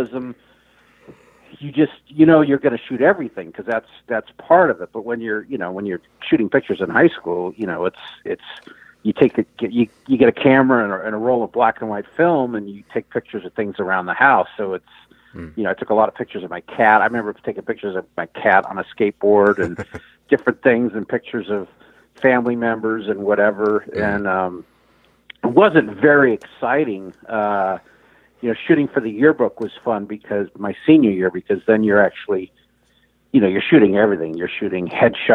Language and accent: English; Fremont, California, United States; I grew up in the San Francisco Bay Area, more directly in the East Bay in the town of Fremont